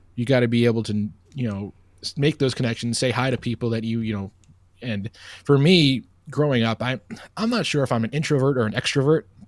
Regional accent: Oceanside, New York, United States; moved away as an adult; also born or lived in Bowling Green; I'm originally from Long Island, New York, a town called Oceanside

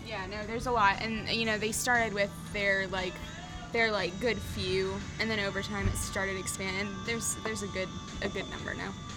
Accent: Charlotte, North Carolina, United States; also born or lived in Asheville; I grew up in Charlotte. Uh, I was born in Charlotte, and the only time I ever left Charlotte was to go to Asheville uh, to go to school

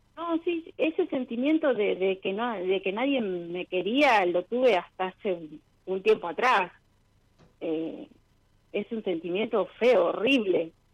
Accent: Rosario, Santa Fe, Argentina; De Rosario.

